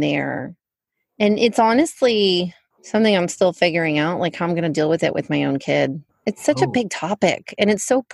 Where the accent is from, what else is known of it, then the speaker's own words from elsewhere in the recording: Fort Worth, Texas, United States; I was born in Fort Worth